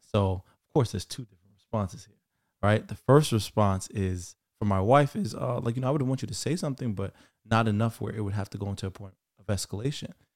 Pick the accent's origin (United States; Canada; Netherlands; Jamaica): Jamaica; As a Jamaican son